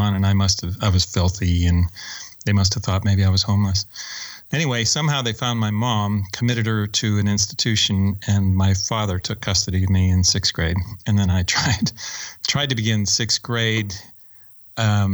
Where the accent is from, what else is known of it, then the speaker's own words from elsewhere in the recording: Oakland, California, United States; also born or lived in Alabama / Orinda, California / Mountain View, California; I grew up very poor in Oakland